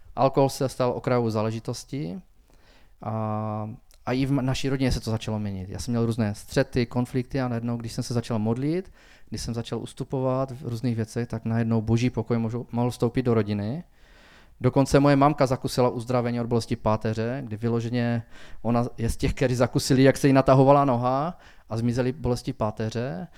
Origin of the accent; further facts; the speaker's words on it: Frýdek-Místek, Moravian-Silesian Region, Czechia; Narodil jsem se ve Fritkumisku už v roce 1975.